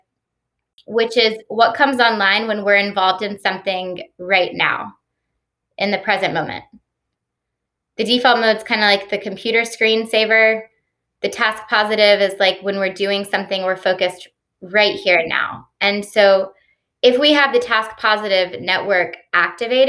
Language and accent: English; Stone Mountain, Georgia, United States; also born or lived in Austin, Texas; I grew up in Stone Mountain, Georgia. So I'm a Georgia native